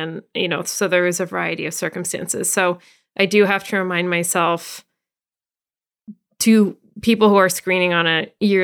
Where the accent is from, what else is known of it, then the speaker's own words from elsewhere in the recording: Canada; moved away as an adult; now in Los Angeles, United States; I'm Canadian. So previously to moving to Los Angeles, I was part of a similar high risk screening program